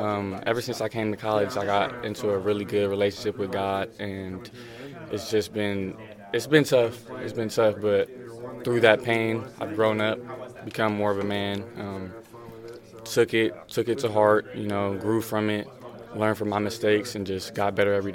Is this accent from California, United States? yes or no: yes; Los Angeles, California, United States; moved away as an adult; now in Seattle, United States; I'm from LA.